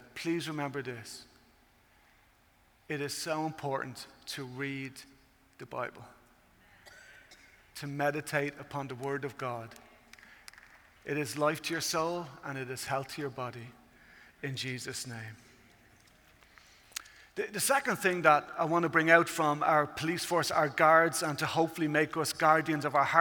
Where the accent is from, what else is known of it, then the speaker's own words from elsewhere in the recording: Ireland; I come from Ireland, as you can tell at this stage by the accent.